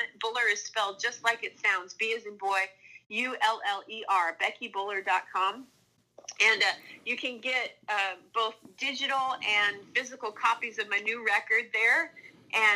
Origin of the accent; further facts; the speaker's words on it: Minnesota, United States; moved away; a neighbor of mine growing up in Minnesota